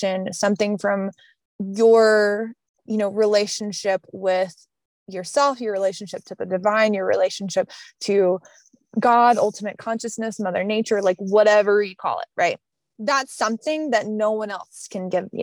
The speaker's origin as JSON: {"language": "English", "area": "the South", "region": "Southern United States", "country": "United States", "accent": "Southern", "said": "my Southern accent"}